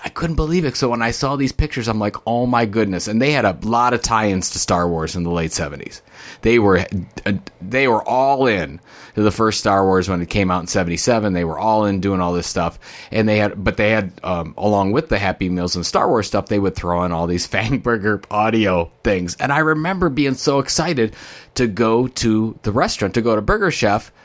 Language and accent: English; Sandusky, Ohio, United States; I grew up in Sandusky, Ohio